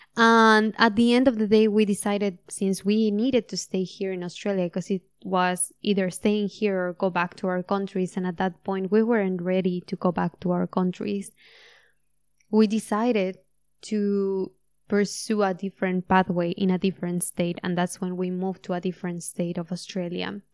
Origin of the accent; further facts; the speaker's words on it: Mexico; moved away; I'm Mexican and that I was born in Mexico